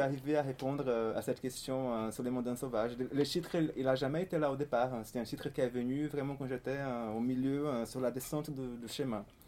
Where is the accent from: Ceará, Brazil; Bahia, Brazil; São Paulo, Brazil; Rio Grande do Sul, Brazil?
Ceará, Brazil; Fortaleza; French is a second language; moved away as an adult; also born or lived in Paris, France; je suis né à Fortaleza, au Brésil, c'est au nord-est. n'est pas une ville très connue en, France, c'est l'une des grandes villes du nord-est brésilien et j'ai vécu là-bas euh, jusqu'à l'âge de, 20 ans